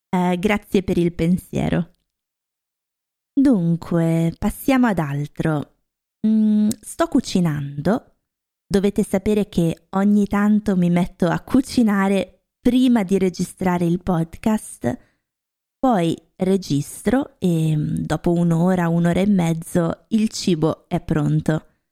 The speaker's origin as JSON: {"language": "Italian", "region": "Lombardy", "country": "Italy", "also_born_or_lived": "Rome, Italy / Norway", "moved": "yes", "lives_now": "Germany", "said": "ho vissuto a Roma un po' di anni, anche se io sono originaria della Lombardia"}